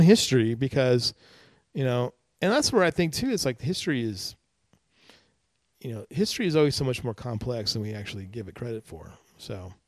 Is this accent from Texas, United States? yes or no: no; California, United States; moved away as an adult; now in Kerrville, United States; being a Californian